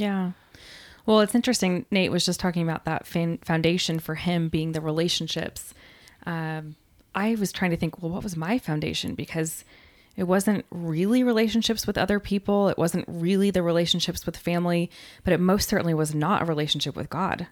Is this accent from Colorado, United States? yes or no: yes; Denver, Colorado, United States; now in Texas, United States; My family is all from New York, but I grew up in Denver because my dad was transferred.